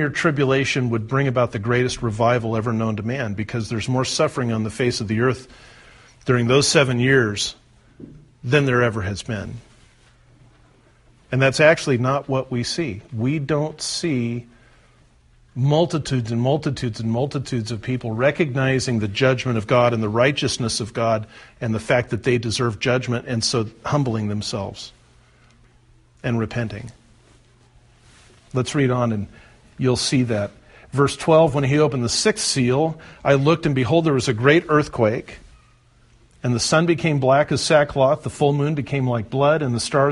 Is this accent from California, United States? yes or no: yes; the California coast, United States; I grew up on the California coast where the North American plate meets the Pacific plate